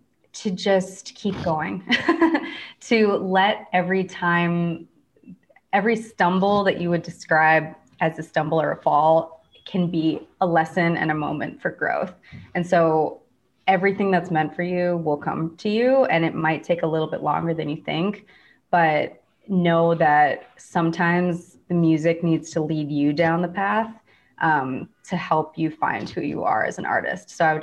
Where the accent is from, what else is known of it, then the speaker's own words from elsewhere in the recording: Midwest, United States; kind of growing up in the Midwest, like I definitely had like a people pleasing part of myself